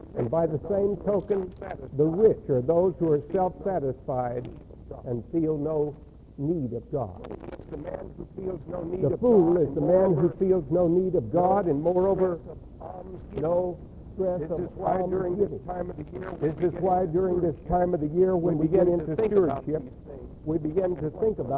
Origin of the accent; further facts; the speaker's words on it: Texas, United States; accent: Texas; had this Texas accent